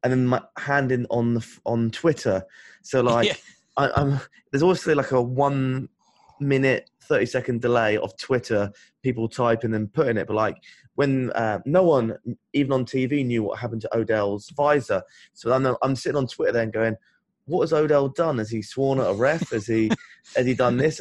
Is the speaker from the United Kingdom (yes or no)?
yes; United Kingdom; I'm a Brit